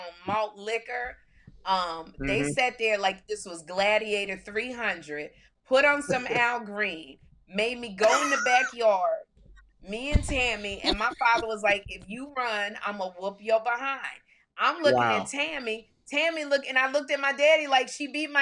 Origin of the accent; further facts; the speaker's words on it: Chicago, Illinois, United States; I'm from Chicago